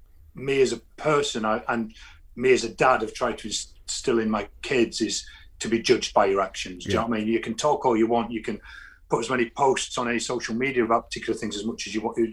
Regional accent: London, United Kingdom; I come up from London, South bloody London. I could get to France quicker than here.

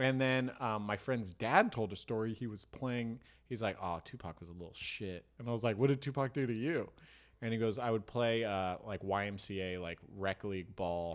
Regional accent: Marin, California, United States; growing up in Marin

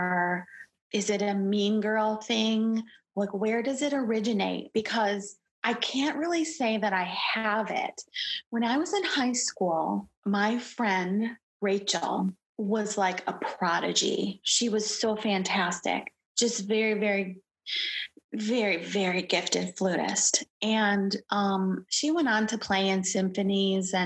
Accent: Detroit, Michigan, United States; I'm from Detroit. Not a lot of singing and acting going on here.

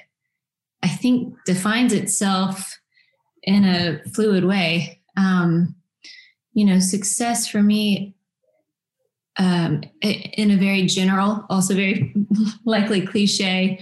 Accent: Nashville, Tennessee, United States; growing up in Nashville, around in a music community

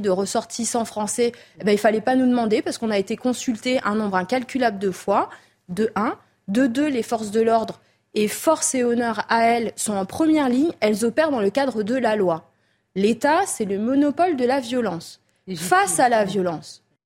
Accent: Mayotte; Mayotte, c'est un département français qui, à l'indépendance des Comores, a choisi de rester français. On est français depuis 1841

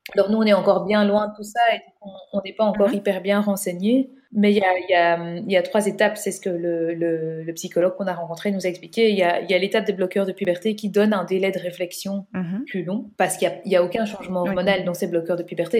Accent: Belgium; on est belge

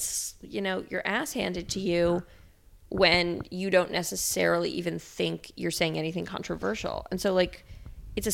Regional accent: New York, United States; I grew up in the New York art world

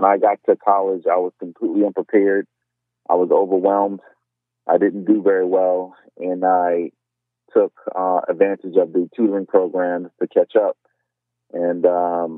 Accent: Miami, Florida, United States; I was born and raised in South Florida. I was born at Jackson Memorial Hospital in Miami.

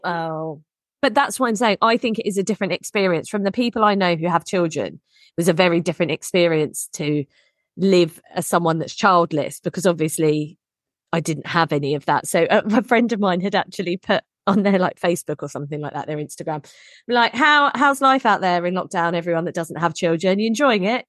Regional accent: England, United Kingdom; we're English.

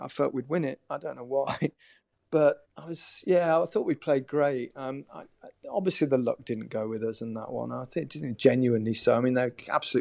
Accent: Leicester, East Midlands, United Kingdom; also born or lived in Merseyside; my hometown, Leicester

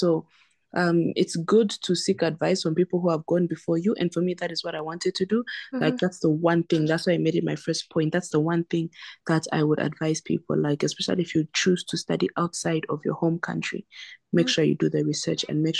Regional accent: South Africa; also born or lived in Zambia; now in China; I was born in Zambia, but then when I was about 9, my family relocated to South Africa, and then I lived there until I came to China.

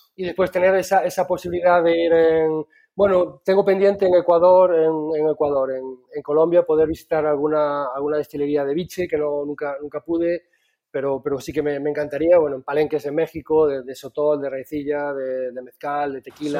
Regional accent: Galicia, Spain

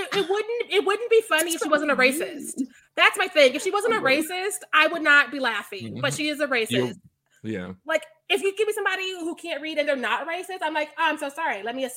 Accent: Missouri, United States; I'm homeschooled from Missouri.

